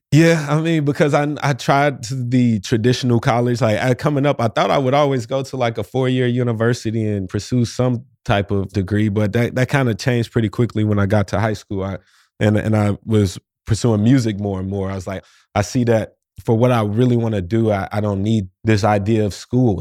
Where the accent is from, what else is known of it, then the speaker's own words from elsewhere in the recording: St. Louis, Missouri, United States; moved away as an adult; also born or lived in New York City / Orlando; I'm in my hometown of Saint Louis, Missouri right now